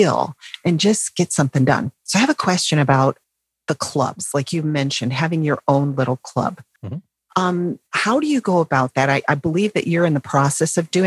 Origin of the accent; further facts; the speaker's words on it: North Carolina, United States; I'm from North Carolina.